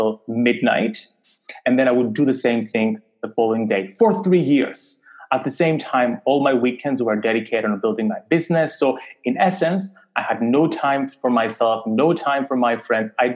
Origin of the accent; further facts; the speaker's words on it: Cyprus; I grew up in Cyprus, a very small island, small community